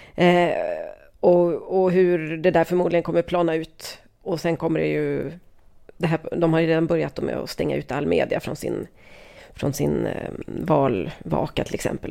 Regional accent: Sweden; som svensk

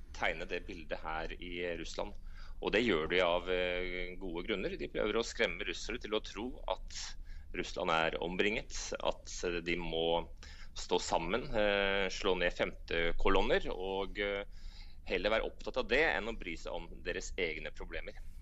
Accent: Norway; moved away as an adult; now in Moscow, Russia; Jeg som en nordmann i Moskva

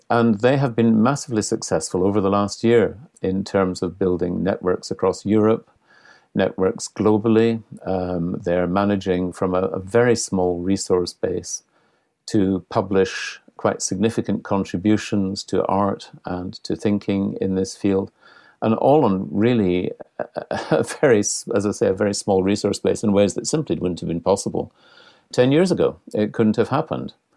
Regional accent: Scotland, United Kingdom; I'm Scottish

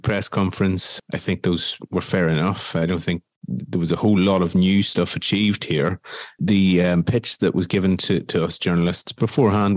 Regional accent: Ireland; now in Brussels, Belgium; as an Irish person

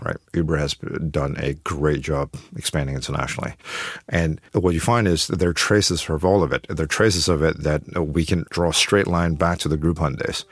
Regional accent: Beijing, China; moved away; I'm from Beijing, so, so I'm quite familiar with Beijing

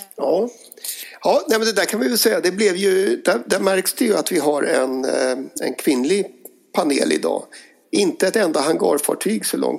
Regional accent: Dalarna County, Sweden; mina hemtrakter i, i Dalarna

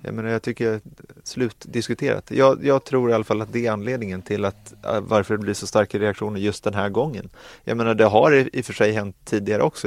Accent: Sweden; vi som svenskar

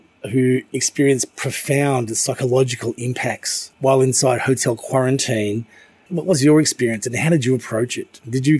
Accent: Melbourne, Victoria, Australia; now in Hong Kong; my hometown in Melbourne

